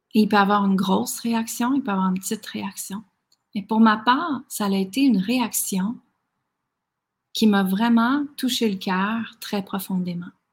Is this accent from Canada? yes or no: yes; Quebec, Canada; moved away as an adult; also born or lived in United States; à l'âge de 19 ans, je suis partie du Québec